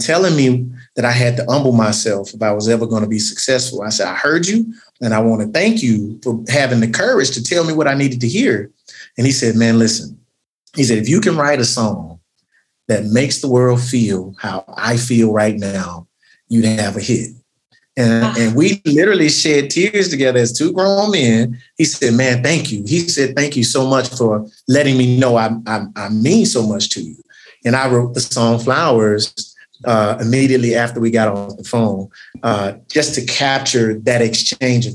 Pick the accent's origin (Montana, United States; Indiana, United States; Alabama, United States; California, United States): Alabama, United States; Tuscaloosa; moved away as an adult; now in Birmingham, United States; I was born and raised in the great city of Tuscaloosa